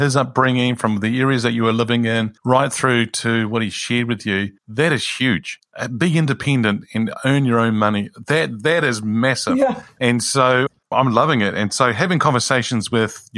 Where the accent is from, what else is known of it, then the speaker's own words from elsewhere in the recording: Greece; Greece is where I originate from